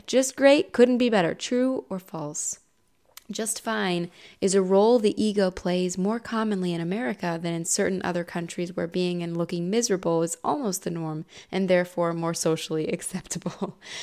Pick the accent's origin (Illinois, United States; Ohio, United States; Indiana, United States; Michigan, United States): Ohio, United States; also born or lived in California; in Ohio, where I'm from, born and raised